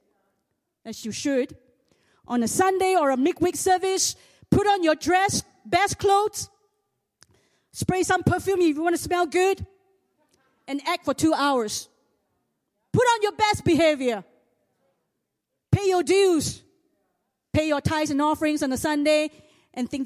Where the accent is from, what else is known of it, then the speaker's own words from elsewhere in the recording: Singapore; I'm also the hillbilly from Singapore. I was a nobody. I came from a poor family.